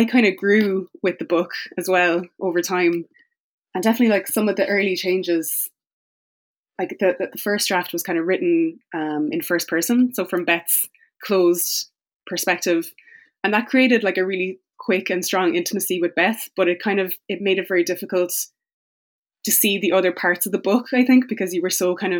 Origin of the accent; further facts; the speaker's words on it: Tipperary, Munster, Ireland; I grew up in the Midlands. I grew up in Tipperary